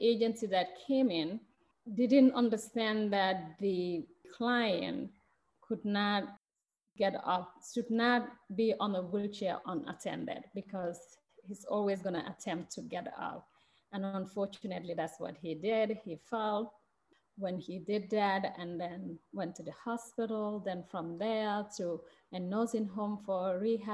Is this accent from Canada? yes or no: no; Gambia; moved away as an adult; now in Madison, United States; I'm from Gambia, and I, like you already mentioned, I've been here 20 years